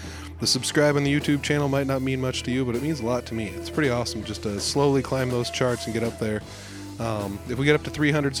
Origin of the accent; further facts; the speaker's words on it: Humboldt, Iowa, United States; It's right in my hometown. I grew up here in Humboldt.